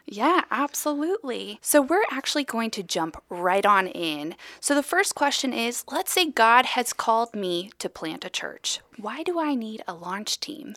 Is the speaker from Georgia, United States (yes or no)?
yes; Atlanta, Georgia, United States; I'm actually from Atlanta